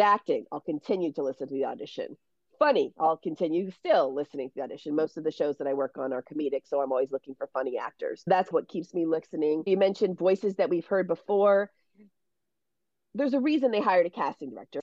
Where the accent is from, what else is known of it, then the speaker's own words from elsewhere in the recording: Baltimore, Maryland, United States; moved away as an adult; also born or lived in Syracuse, New York; now in Los Angeles, United States; I'm from Baltimore, Maryland